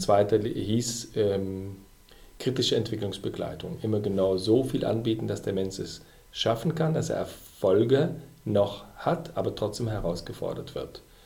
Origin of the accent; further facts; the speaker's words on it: Belgium; moved away as an adult; now in Germany; Ich bin ja Belgier und habe zu der Zeit auch noch in Belgien gelebt.